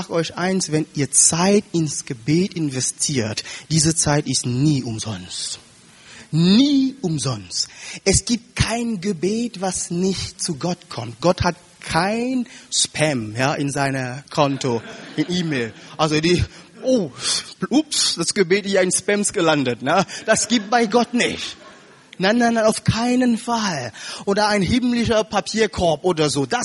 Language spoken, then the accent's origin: German; Cameroon; German is a second language; Ich sage euch eins, liebe Geschwister, ich komme aus Kamerun, aus Afrika.